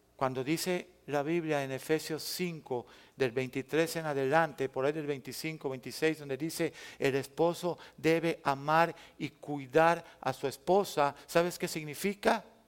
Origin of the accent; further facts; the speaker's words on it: Mexico; yo regresé a mi tierra